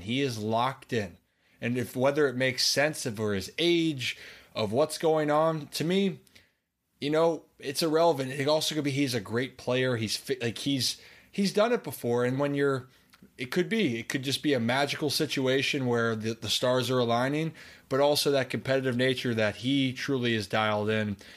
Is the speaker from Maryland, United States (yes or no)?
yes; Maryland, United States; I'm from Maryland